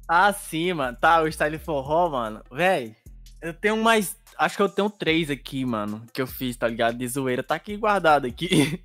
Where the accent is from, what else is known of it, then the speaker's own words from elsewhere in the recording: Bahia, Brazil; Eu sou da Bahia